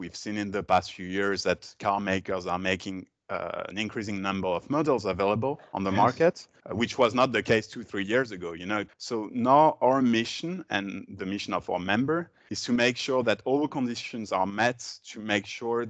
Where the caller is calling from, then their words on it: Brussels, Belgium; From Brussels, from my home, teleworking.